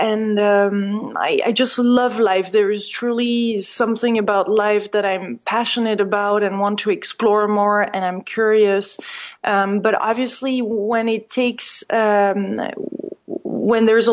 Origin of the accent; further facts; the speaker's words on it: France; moved away; since I'm French originally